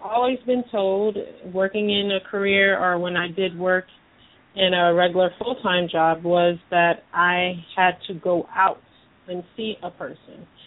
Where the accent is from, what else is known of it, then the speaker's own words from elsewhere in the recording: Massachusetts, United States; now in South Florida, United States; I'm from up north too. I'm from Massachusetts